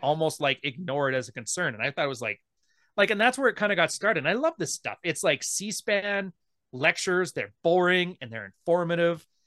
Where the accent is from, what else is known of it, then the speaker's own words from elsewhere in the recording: Canada; I'm Canadian